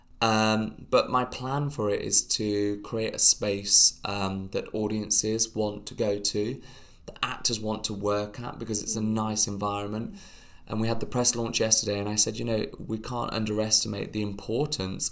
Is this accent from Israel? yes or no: no; United Kingdom; we are British